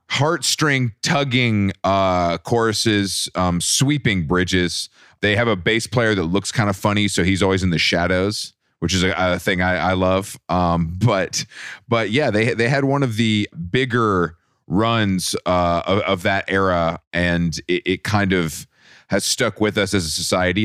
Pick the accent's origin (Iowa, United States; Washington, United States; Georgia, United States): Georgia, United States; Atlanta; now in New York, United States; I'm, I'm from Atlanta. I live in New York